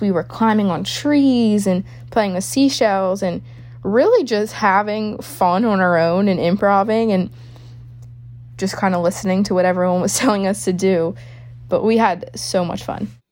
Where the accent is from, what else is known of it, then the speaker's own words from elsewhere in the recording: New Orleans, Louisiana, United States; I'm from New Orleans, Louisiana